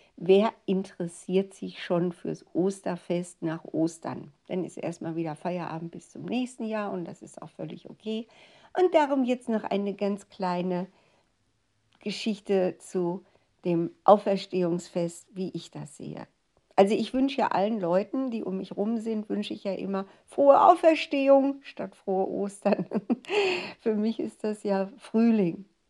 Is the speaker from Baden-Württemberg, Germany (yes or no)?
no; Ruhr area, North Rhine-Westphalia, Germany; Und es war wirklich meine Heimat